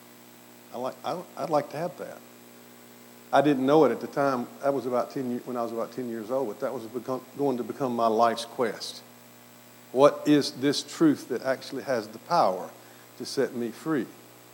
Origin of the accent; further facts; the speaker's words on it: Mississippi, United States; accent: southern; also born or lived in Aberdeen, Scotland; I grew up in Mississippi, a very, very conservative Presbyterian background.